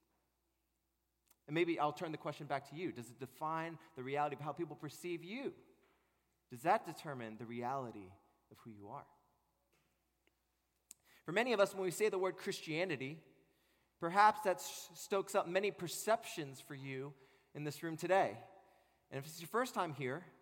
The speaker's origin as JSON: {"language": "English", "region": "Maryland", "country": "United States", "tie": "born or raised there", "also_born_or_lived": "California", "said": "I was born in California, but raised in Maryland."}